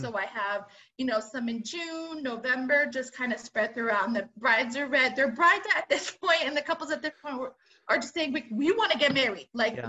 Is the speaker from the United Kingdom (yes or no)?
no; Philippines; I mean, I'm Filipino, so I have that nod to baked.